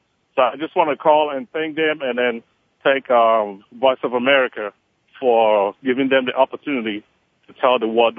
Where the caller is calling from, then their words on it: Atlanta, Georgia, United States; I'm calling from Atlanta.